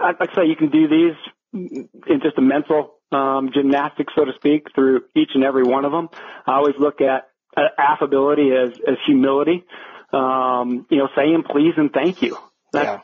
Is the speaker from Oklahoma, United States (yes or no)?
yes; Perry, Oklahoma, United States; serving on the board of the Perry Wrestling Foundation in my hometown